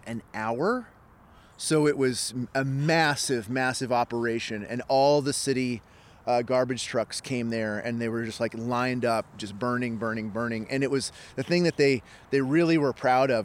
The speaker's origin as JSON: {"language": "English", "country": "United States", "also_born_or_lived": "Texas", "moved": "as an adult", "lives_now": "Edmonton, Canada", "said": "I'm American, and I'd been living in Texas"}